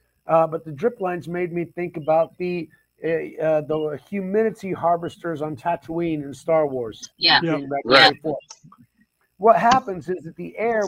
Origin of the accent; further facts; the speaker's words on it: Oklahoma, United States; I'm from Oklahoma. We got tornadoes.